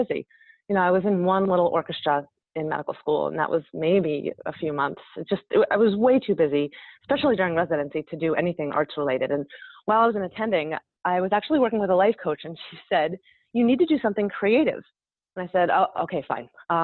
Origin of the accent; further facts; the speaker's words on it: New York, United States; I'm from Woodman, New York